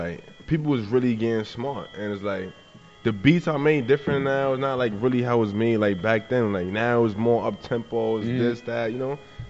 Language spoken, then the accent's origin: English; New York City, New York, United States; I'm from the Bronx.